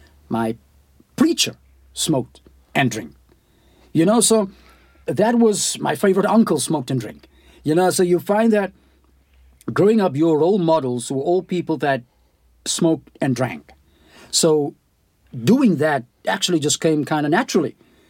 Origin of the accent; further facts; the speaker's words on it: Knysna, Western Cape, South Africa; In Knysna, because that time I was at school